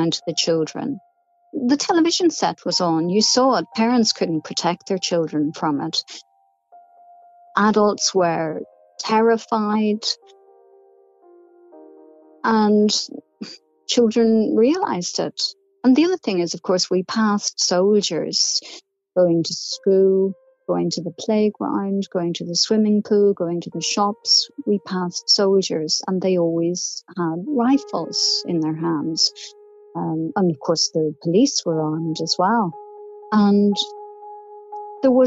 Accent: Omagh, Northern Ireland, United Kingdom; He was the local bishop where I grew up in Omagh

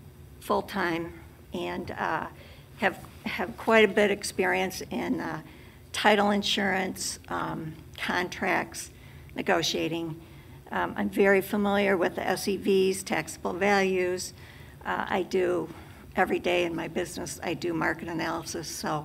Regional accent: Lansing, Michigan, United States; I'm born and raised in Lansing. I'm a third generation realtor.

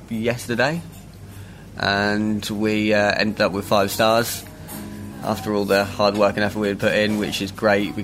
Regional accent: Suffolk, East of England, United Kingdom; 29, I'm from Suffolk

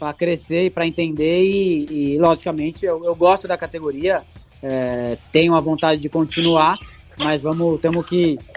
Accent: Brazil; also born or lived in Italy; Eu sou brasileiro

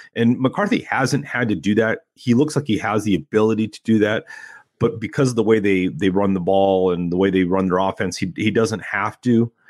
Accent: Temecula, California, United States; also born or lived in Pasadena / San Gabriel Valley; I grew up in Temecula

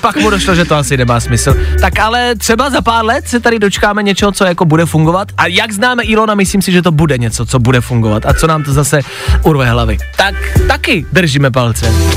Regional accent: Czechia

